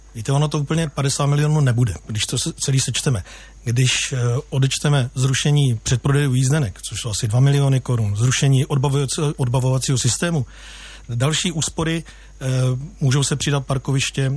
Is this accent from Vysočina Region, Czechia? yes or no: yes; Jihlava, Vysočina Region, Czechia; narodil jsem se v Jihlavě a žiji dlouhodobě v Jihlavě